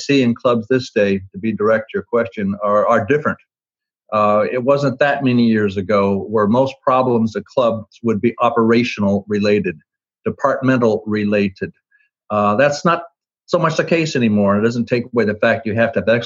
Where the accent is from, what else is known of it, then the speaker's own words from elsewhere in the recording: Twin Falls, Idaho, United States; When I was a kid growing up in Twin Falls, Idaho